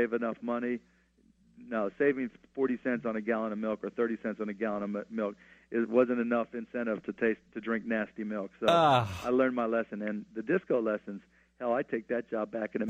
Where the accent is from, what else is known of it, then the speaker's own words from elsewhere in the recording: Pittsburgh, Pennsylvania, United States; Pittsburgh in particular because it's my hometown